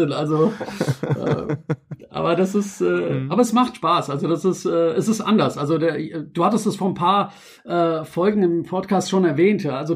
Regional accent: Frankfurt, Hesse, Germany; ich bin ja ursprünglich aus Kroatien oder meine Eltern, ich bin ja in Frankfurt und geboren und aufgewachsen.

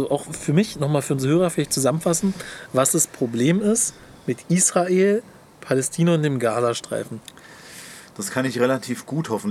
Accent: Hamburg, Germany; Ja, ich bin Hamburger, verstehe ich nicht.

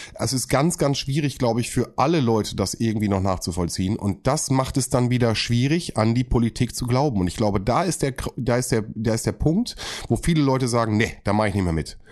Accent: North Rhine-Westphalia, Germany; ich komme aus NRW

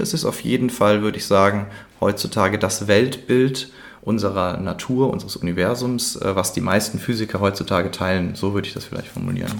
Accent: Cologne, North Rhine-Westphalia, Germany; für mich als Kölner

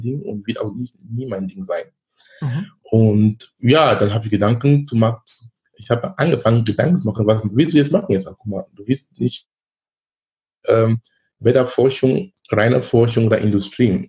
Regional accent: Cameroon; moved away as an adult; now in Germany; Ich komme gebürtig aus Kamerun. Ich lebe in Deutschland seit fast 20 Jahren.

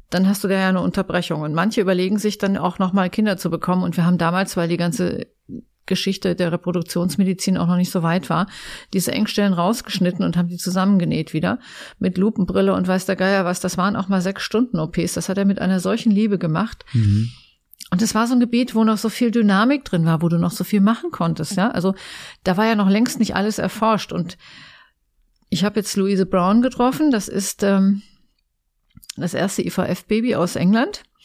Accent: near Eschwege, North Hesse, Germany; moved away as an adult; also born or lived in Giessen; now in Essen, Germany; ich bin ja ein echtes Landei. Ich komme aus Nordhessen. Ähm, hinter Eschwege

